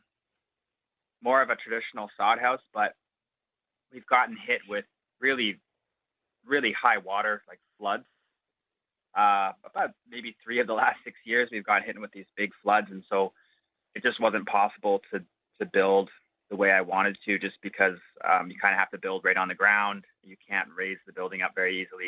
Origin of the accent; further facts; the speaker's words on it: Ontario, Canada; now in Inuvik, Canada; I grew up in Ontario